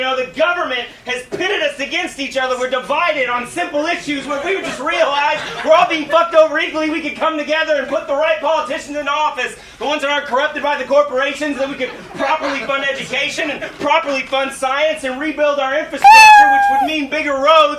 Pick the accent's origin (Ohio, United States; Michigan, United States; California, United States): California, United States; San Diego; San Diego.